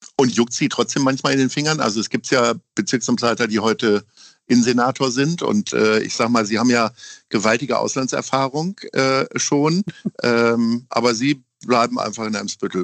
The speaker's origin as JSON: {"language": "German", "region": "Hamburg", "country": "Germany", "said": "ich komme aus Altona. Da habe ich jetzt wirklich sehr viele äh, glückliche Jahre verlebt"}